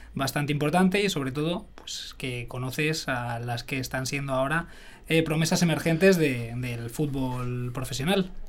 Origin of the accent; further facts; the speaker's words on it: Arenas de San Pedro, Castile and León, Spain; moved away; also born or lived in Majadahonda; de un pueblecito de Ávila, de Arenas de San Pedro